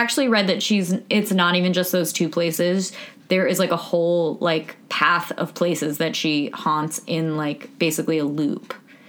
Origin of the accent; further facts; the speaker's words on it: Norwalk, United States; No, bitch, I was born in Norwalk.